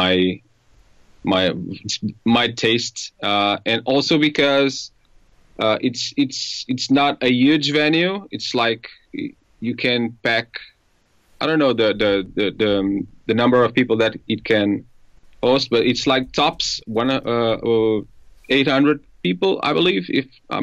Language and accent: English; Ponte de Sor, Alentejo, Portugal; English is a second language; moved away as an adult; now in Lisbon, Portugal; I'm from Alentejo, so I'm Alentejan